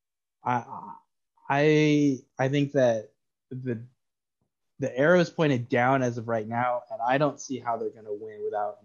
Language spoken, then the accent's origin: English; Alabama, United States; We grew up in Alabama and an hour and a half away from Nashville